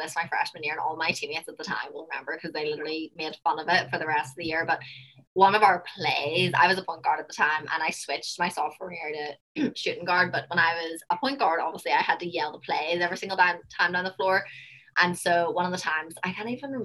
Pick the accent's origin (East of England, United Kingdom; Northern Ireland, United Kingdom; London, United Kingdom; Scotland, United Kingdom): Northern Ireland, United Kingdom; Belfast; accent: Belfast; moved away as an adult; now in United States; my Belfast accent